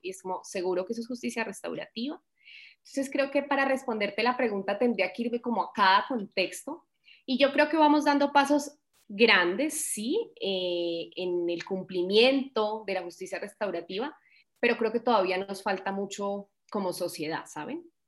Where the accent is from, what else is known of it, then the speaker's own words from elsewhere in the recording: Colombia; como buena colombiana